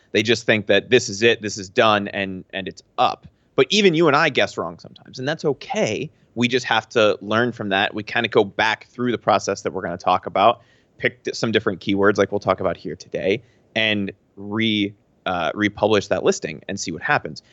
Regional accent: Pennsylvania, United States; moved away; I'm from Pennsylvania

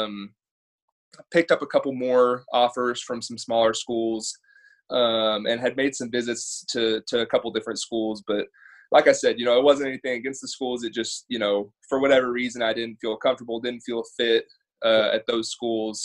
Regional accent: Southlake, Texas, United States; grew up in Southlake. Obviously, that's how we know each other. Grew up in the same town.

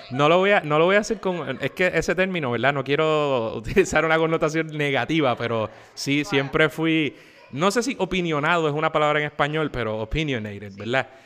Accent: San Juan, Puerto Rico; also born or lived in Guaynabo; yo soy oriundo de San Juan, yo nací en San Juan

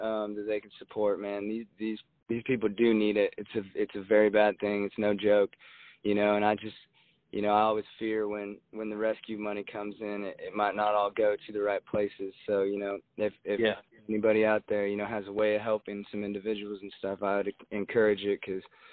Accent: Jacksonville, Oregon, United States; moved away; My hometown, I'm from Jacksonville, which is about 6 miles outside of Medford

